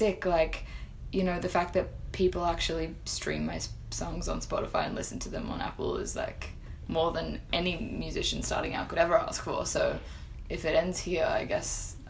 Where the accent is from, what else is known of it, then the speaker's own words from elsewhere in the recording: Sydney, New South Wales, Australia; also born or lived in Florence, Italy; In Sydney, yeah.